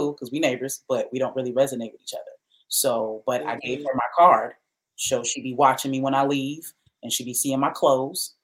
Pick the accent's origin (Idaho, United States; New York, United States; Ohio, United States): New York, United States; I'm from New York